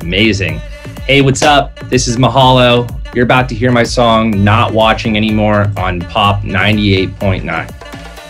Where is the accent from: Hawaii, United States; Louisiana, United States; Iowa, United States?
Hawaii, United States; I am from Hawaii, so was born there.